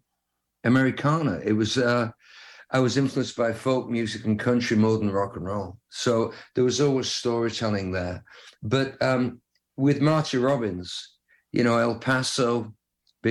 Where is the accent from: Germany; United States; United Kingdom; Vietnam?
United Kingdom; England; being an English kid and living on the edge of the countryside